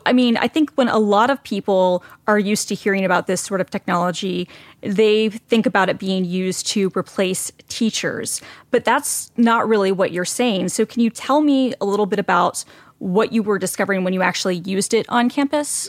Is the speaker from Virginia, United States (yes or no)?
no; Atlanta, Georgia, United States; I was born and raised in Atlanta